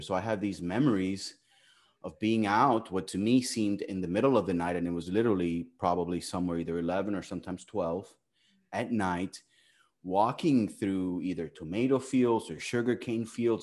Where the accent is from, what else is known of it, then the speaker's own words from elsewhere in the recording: Miami, Florida, United States; also born or lived in Cuba; I was born in Cuba, right? I like to tell people that I'm as from Miami as from Miami gets, which means being born in Cuba